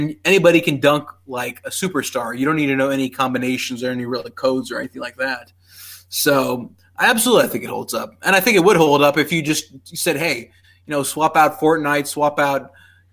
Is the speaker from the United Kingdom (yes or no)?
no; Pakistan; moved away; I grew up in Pakistan